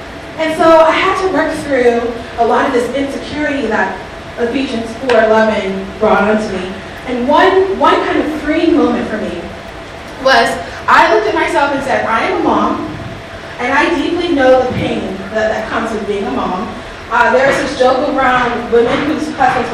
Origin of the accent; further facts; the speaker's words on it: the South, United States; I'm from the South